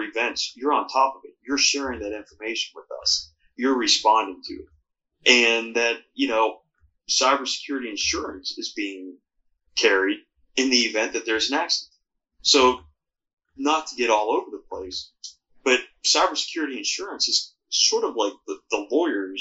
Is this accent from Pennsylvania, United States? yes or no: yes; Pittsburgh, Pennsylvania, United States; where I grew up in Pittsburgh